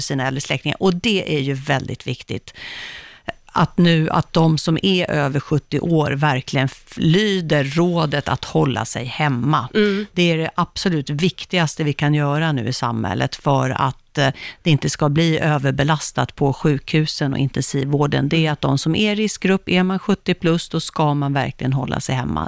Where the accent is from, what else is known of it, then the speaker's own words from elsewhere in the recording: Uppsala, Uppsala County, Sweden; moved away; jag kommer från Uppsala